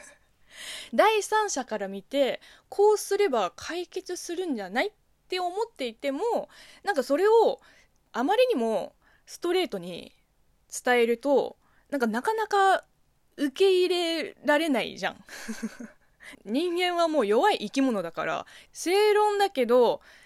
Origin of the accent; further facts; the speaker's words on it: China; Japanese is a second language; now in Japan; 国生まれ、中国育ちの私